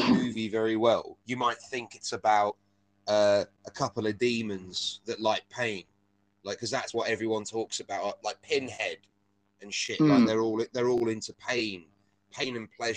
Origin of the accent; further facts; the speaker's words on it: England, United Kingdom; I'm English